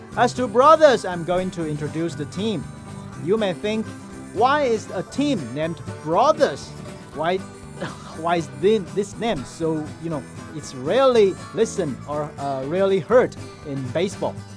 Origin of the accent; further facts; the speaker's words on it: Kinmen County, Taiwan; my hometown Kinmen